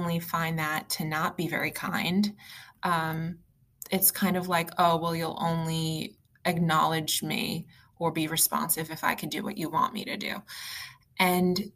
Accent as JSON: {"language": "English", "region": "East Coast", "country": "United States", "also_born_or_lived": "Long Island, New York", "said": "I'm from the East Coast and I live in New York"}